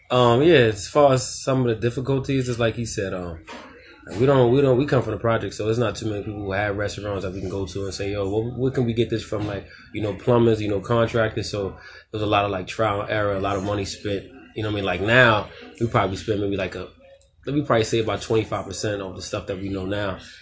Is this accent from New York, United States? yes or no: yes; New York City, New York, United States; we're from Queensbridge, but our restaurant's in Ravenswood